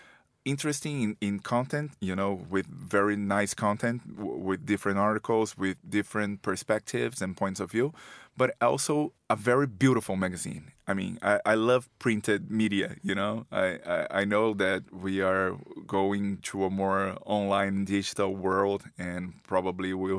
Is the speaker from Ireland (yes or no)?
no; Brazil; moved away as an adult; now in Porto, Portugal; A Brazilian food journalist based in Portugal for 4 years now, based in Porto